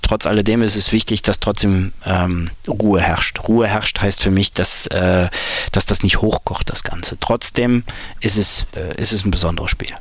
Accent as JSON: {"language": "German", "town": "Mönchengladbach", "region": "North Rhine-Westphalia", "country": "Germany", "tie": "born or raised there", "said": "Ich bin eben auf dem Dorf in Mönchengladbach groß geworden"}